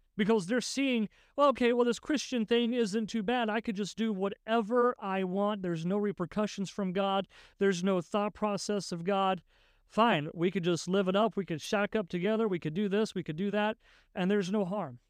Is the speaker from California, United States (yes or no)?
no; West Virginia, United States; I grew up in West Virginia